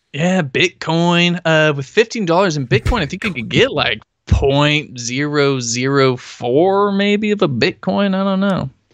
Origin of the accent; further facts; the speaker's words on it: Humboldt County, California, United States; also born or lived in Oregon; I'm from Humboldt County